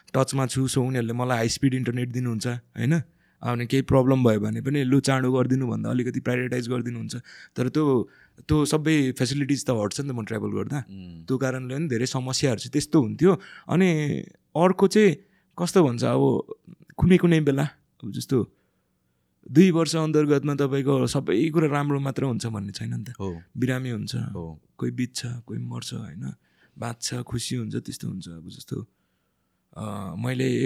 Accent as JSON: {"language": "Nepali", "area": "Bhojpur", "region": "Koshi Province", "country": "Nepal", "tie": "born or raised there", "moved": "yes", "lives_now": "Kathmandu, Nepal", "said": "मलाई मेरो गाउँ भोजपुर दिलपान नागी वडा नम्बर एक चण्डेश्वर स्कुलको धारा छेउमा मेरो घर छ"}